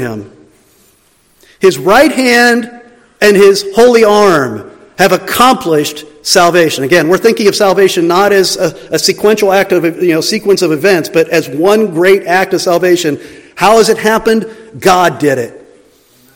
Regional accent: the East, United States; moved away; also born or lived in Kansas City; I'm from the East

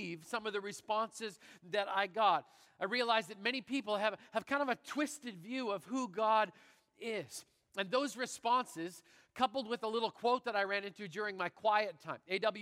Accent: Canada; I'm Canadian

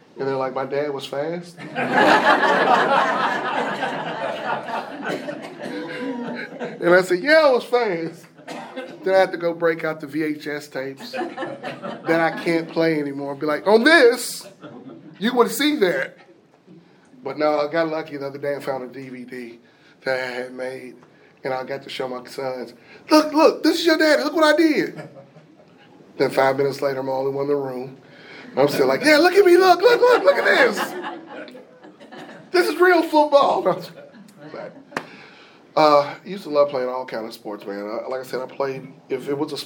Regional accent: Pulaski, Tennessee, United States; So I'm originally from Pulaski, Tennessee

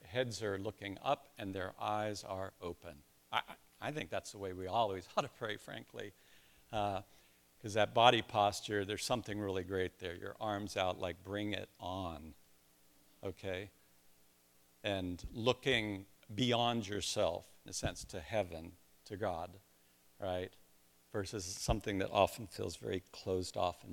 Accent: Columbus, Ohio, United States; I'm from Columbus

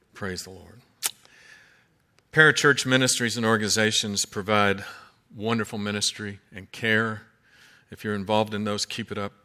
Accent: Kentucky, United States; I'm from Kentucky, and that's the way we say it

